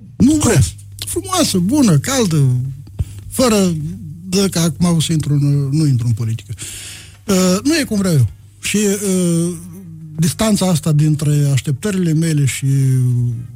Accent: Botoșani County, Romania; eram un leat din Botoșani veniți

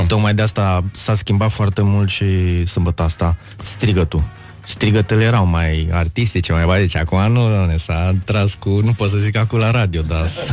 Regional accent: Craiova, Dolj, Romania; eu am copilărit în Craiova, știi, cu Oltenia acolo.

